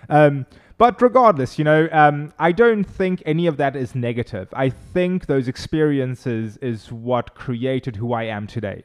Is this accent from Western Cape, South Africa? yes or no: yes; Cape Town, Western Cape, South Africa; first language Afrikaans; English is a second language; moved away as an adult; now in Charleston, United States; I'm originally from Cape Town, South Africa.